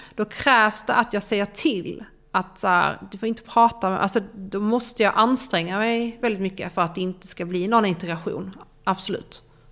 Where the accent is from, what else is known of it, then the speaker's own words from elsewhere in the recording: Ystad, Skåne, Sweden; now in Stockholm, Sweden; Ystad, där jag är ifrån, där mina föräldrar bor